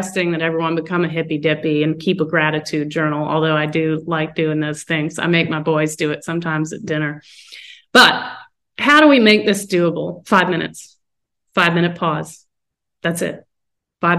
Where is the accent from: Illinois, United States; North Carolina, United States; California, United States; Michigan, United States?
North Carolina, United States; moved away; also born or lived in West Coast; when I grew up in North Carolina